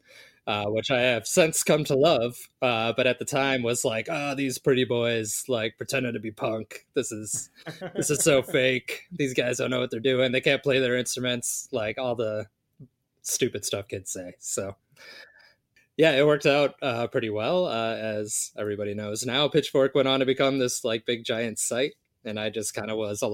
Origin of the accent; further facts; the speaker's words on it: Chicago, Illinois, United States; I was growing up in Chicago